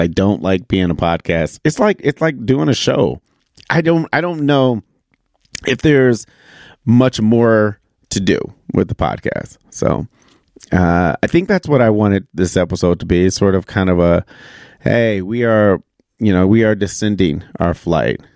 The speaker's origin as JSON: {"language": "English", "region": "Michigan", "country": "United States", "tie": "born or raised there", "moved": "yes", "said": "being back in my home state of Michigan"}